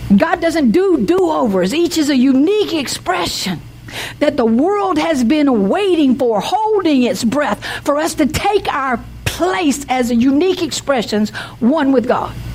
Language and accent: English; the South, United States; I'm from the South